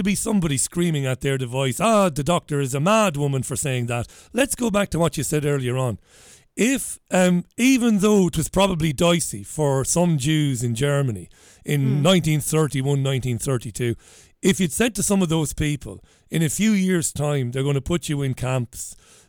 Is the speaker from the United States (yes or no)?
no; Waterford, Munster, Ireland; So we said, we're from Ireland. I'm from Waterford.